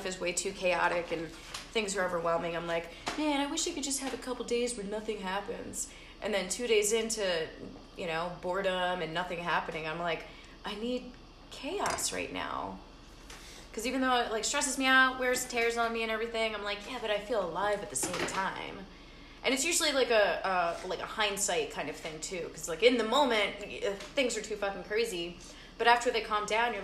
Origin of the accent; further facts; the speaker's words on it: New Jersey, United States; I grew up in Jersey